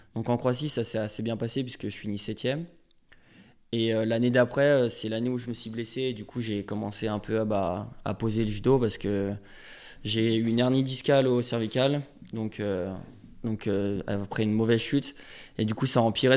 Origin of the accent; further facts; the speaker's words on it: Évian-les-Bains, Auvergne-Rhône-Alpes, France; je suis né à Evian.